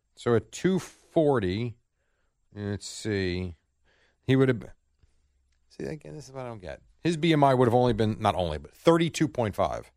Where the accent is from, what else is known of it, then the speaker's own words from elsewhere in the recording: United States; as an American